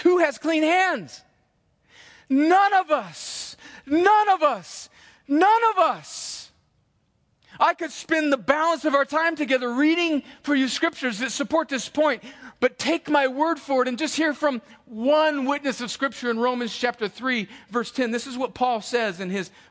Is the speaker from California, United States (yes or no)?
yes; El Centro, California, United States; I would steal them off of nice cars in my hometown, and then I would take them to the bike rack at Desert Gardens Elementary and sell them